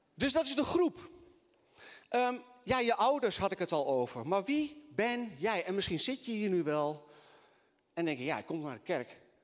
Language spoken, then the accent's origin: Dutch; Assen, Drenthe, Netherlands; also born or lived in Twente; ik kom eh, eh, uit Assen.